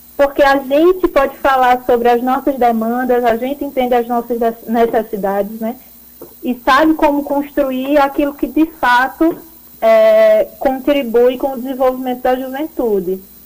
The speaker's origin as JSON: {"language": "Portuguese", "region": "Pernambuco", "country": "Brazil", "also_born_or_lived": "Campina Grande", "moved": "yes", "said": "Eu sou pernambucana"}